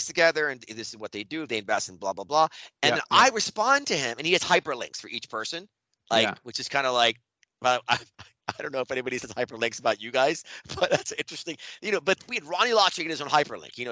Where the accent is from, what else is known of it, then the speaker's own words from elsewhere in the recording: Towson, Maryland, United States; I grew up in Towson, which is outside of Baltimore